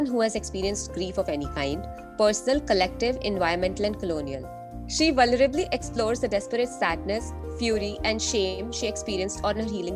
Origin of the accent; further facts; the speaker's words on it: India; now in United States; we have been growing up in India